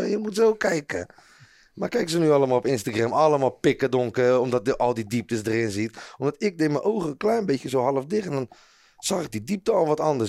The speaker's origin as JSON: {"language": "Dutch", "town": "Rotterdam", "region": "South Holland", "country": "Netherlands", "said": "ik voel me ook echt een Rotterdammer"}